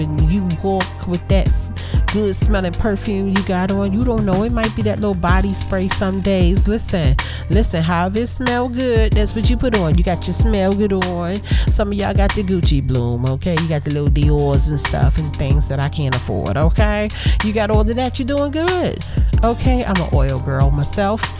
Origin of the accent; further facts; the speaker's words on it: Brooklyn, New York, United States; I'm from Brooklyn, but I'm from a different type of Brooklyn.